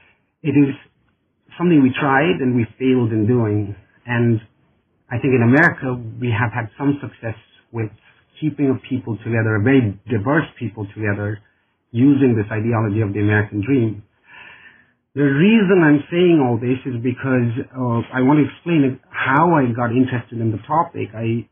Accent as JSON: {"language": "English", "country": "India", "moved": "as an adult", "lives_now": "Syracuse, United States", "said": "I'm originally from India, and where I got an undergraduate degree in political science and proceeded then to get a master's degree in international relations."}